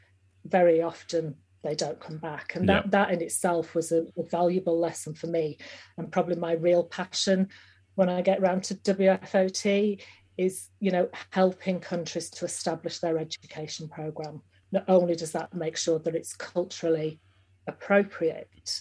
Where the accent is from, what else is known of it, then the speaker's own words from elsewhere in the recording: Yorkshire and the Humber, United Kingdom; moved away as an adult; also born or lived in Uganda; I'm from West Yorkshire